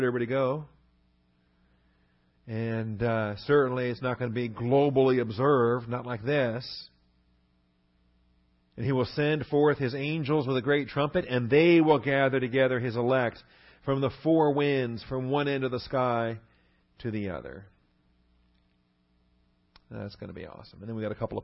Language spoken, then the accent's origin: English; West Coast, United States; moved away; I grew up on the West Coast